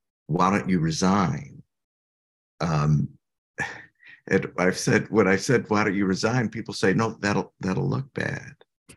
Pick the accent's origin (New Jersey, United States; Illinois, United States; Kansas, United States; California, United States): Illinois, United States; I'm from Illinois